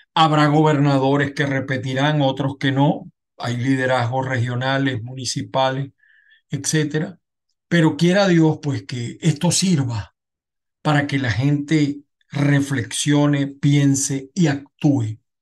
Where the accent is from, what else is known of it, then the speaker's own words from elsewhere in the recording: Aragua, Venezuela; moved away; also born or lived in Zulia; yo nací en Aragua y mi equipo son los Tigres de Aragua